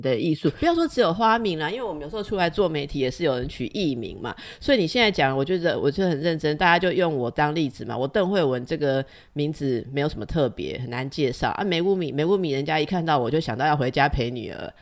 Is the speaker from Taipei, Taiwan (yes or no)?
yes; Taipei, Taiwan; 我也是这个老台北长大的